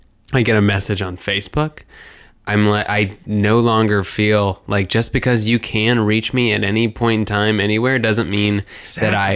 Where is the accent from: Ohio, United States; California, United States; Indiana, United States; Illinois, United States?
Indiana, United States; Warsaw; moved away; Warsaw, Indiana.